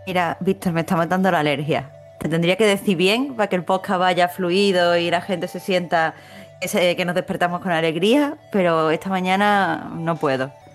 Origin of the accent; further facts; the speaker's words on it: Andalusia, Spain; como andaluza